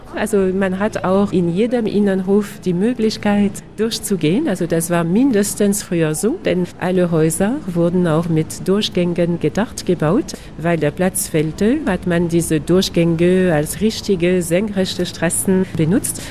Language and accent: German; Lyon, Auvergne-Rhône-Alpes, France; Bei uns in Lyon mit beiden Flüssen und mit beiden Hügeln